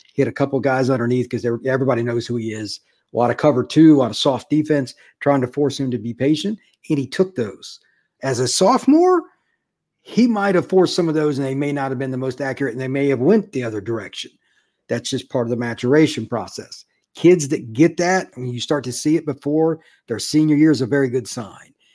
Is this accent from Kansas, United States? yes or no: no; Florida, United States; I was from Florida